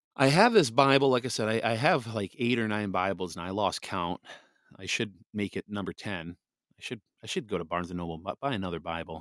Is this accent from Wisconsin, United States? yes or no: yes; Wisconsin, United States; this is my home state, Wisconsin